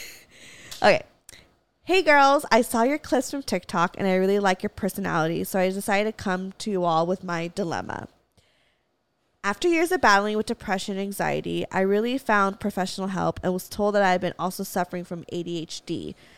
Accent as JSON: {"language": "English", "town": "Valencia", "region": "California", "country": "United States", "tie": "born or raised there", "said": "I grew up in Valencia. We have hella Walmarts"}